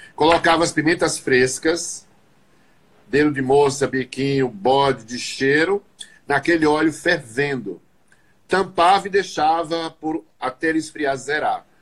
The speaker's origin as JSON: {"language": "Portuguese", "region": "Northeast Region", "country": "Brazil", "said": "eu sou nordestino"}